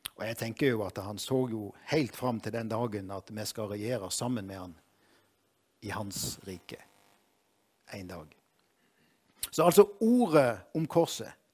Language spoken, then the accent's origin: Norwegian; Moi, Agder, Norway; jeg er fra Moi